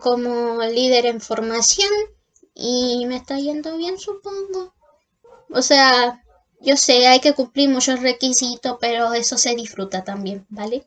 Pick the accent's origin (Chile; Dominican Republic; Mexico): Chile; Hualpén, Biobío; nací en Concepción, en particularmente en Walpen